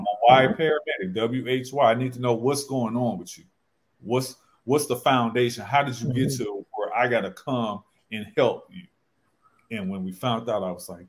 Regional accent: St. Louis, Missouri, United States; now in Charlotte, United States; I'm from St. Louis. That's where I worked in practice. I live in Charlotte now

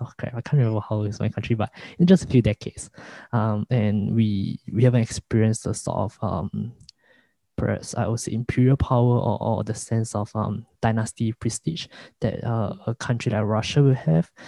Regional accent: Singapore; as a Singaporean, the the media that I consume is mostly from US

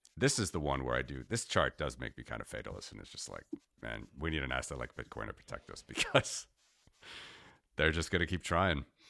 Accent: United States; moved away as an adult; being an American living abroad for many years now

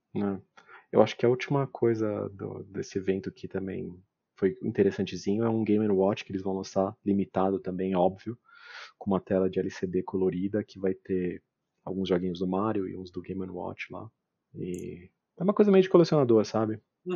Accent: Brazil; como brasileiro

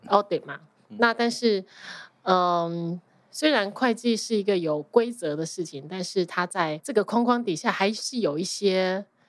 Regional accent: Taiwan; accent: Taiwanese Mandarin; moved away as an adult; also born or lived in New York, United States; now in New Jersey, United States; 我在台湾出生，我在台湾受教育到二十一岁，然后还工作了。其实我到出国的时候已经是 成人了

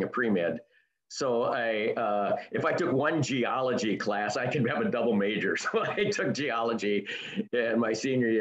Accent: Mankato, Minnesota, United States; I'm a Mankato native, born and raised in Mankato

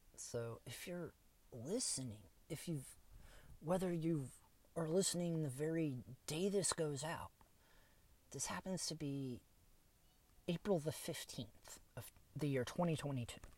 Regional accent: Kokomo, Indiana, United States; now in Fort Wayne, United States; my hometown of Kokomo

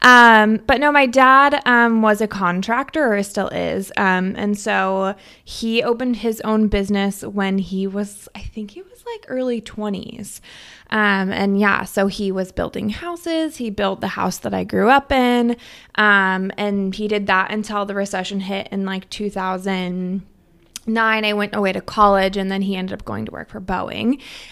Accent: Stanwood, Washington, United States; So I grew up in Stanwood. So just, I mean, you have to drive through Stanwood to get here to Camino.

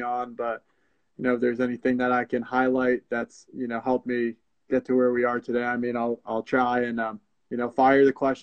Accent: Glen Rock, New Jersey, United States; I grew up in Bergen County, New Jersey, more pointedly Glen Rock

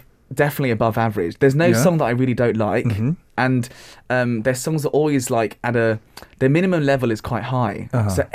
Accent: London, United Kingdom; I'm a London boy, West London, from the UK

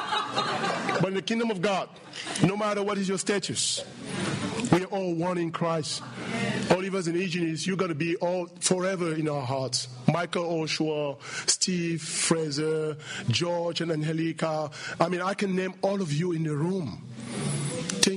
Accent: Cameroon; From Cameroon

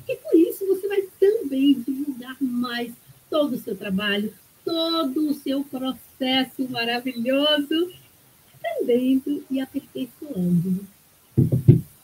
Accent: Ribeira do Pombal, Bahia, Brazil; Eu nasci numa aldeia onde tinha tribo de índios, de índios. Minha avó era índia e lá em Ribeira do Pombal, lá na Bahia

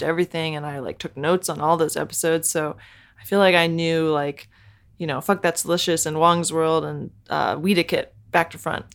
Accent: Bethesda, Maryland, United States; I grew up in Bethesda, Maryland

